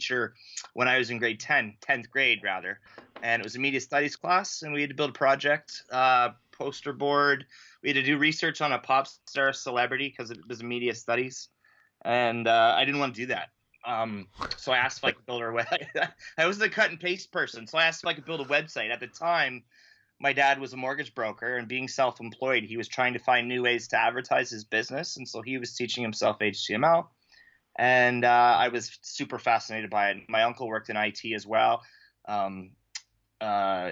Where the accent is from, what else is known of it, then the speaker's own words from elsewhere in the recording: Ontario, Canada; I'm a teacher from Ontario, Canada